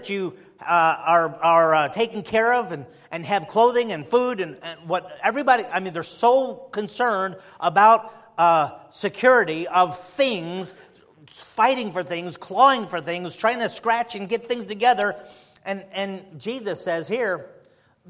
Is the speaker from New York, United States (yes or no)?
no; Chicago, Illinois, United States; moved away; also born or lived in the South; I'm from Chicago, and here I am in the South